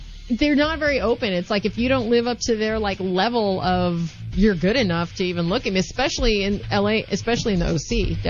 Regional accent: St. Louis, Missouri, United States; moved away as an adult; also born or lived in San Francisco; now in Los Angeles, United States; I'm from St. Louis.

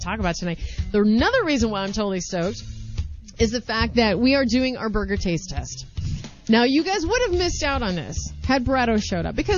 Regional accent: St. Louis, Missouri, United States; I'm originally from St. Louis

